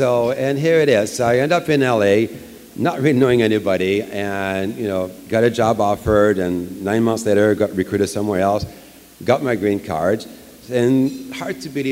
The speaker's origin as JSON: {"language": "English", "region": "Quebec", "country": "Canada", "also_born_or_lived": "Alberta", "second_language": "English", "moved": "as an adult", "lives_now": "Los Angeles, United States"}